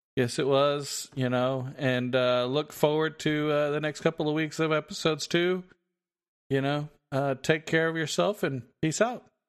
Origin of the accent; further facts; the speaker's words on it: Texas, United States; we're from Texas